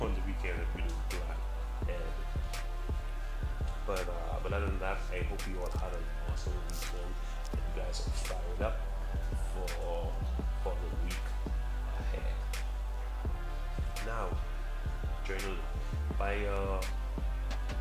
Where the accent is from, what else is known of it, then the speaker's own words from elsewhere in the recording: Nassau, New Providence, Bahamas; I'm from Nassau, Bahamas, and our city, which is New Providence.